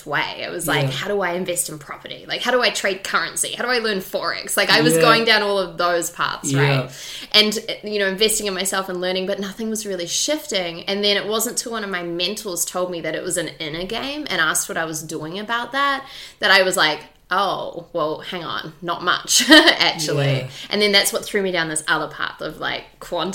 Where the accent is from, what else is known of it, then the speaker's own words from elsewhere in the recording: Auckland, New Zealand; growing up in Auckland, New Zealand